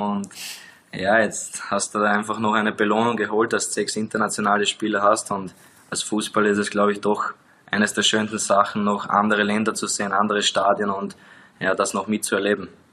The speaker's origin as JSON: {"language": "German", "country": "Austria", "moved": "as an adult", "lives_now": "Liechtenstein", "said": "als Österreicher"}